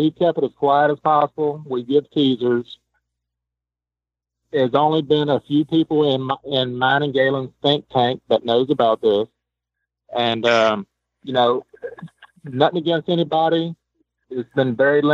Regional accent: Louisiana, United States; I'm from Louisiana.

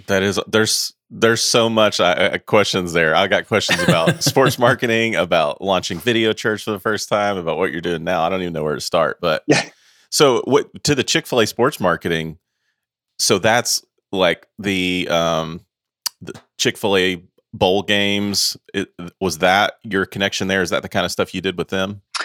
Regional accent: Knoxville, Tennessee, United States; I'm from Knoxville, Tennessee

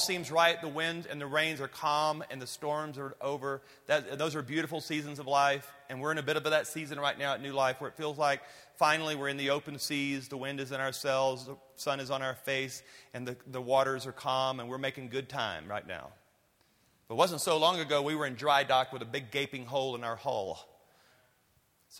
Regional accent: Louisiana, United States; I'm from Louisiana

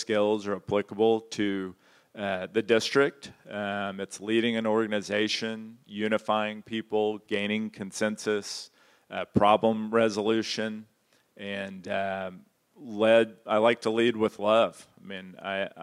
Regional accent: Houston, Texas, United States; I'm from Houston originally

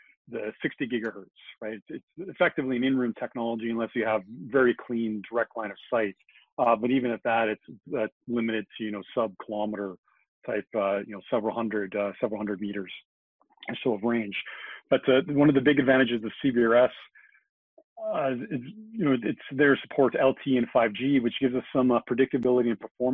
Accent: Canada; we see our Zs in Canada

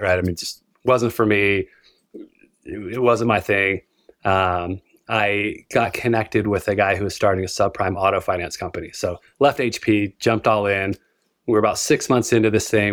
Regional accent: Utah, United States; born and raised in Utah

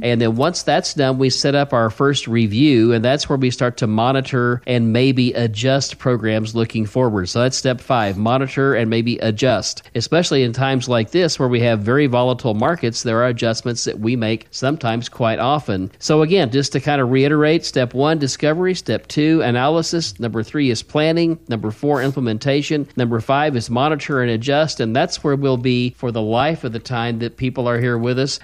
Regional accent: the Ozarks, United States; You can tell I'm from the Ozarks

